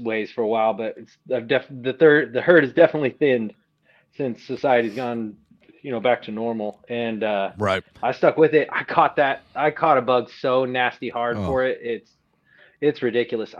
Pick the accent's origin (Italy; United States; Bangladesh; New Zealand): United States; Southern California; I grew up in Southern California